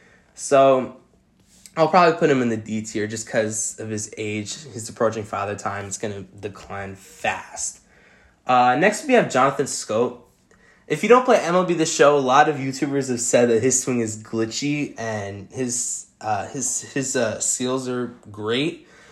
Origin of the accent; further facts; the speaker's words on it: New York, United States; also born or lived in Arizona; I'm a Yankees and Diamondbacks fan because I told you guys I'm from New York and Arizona as well.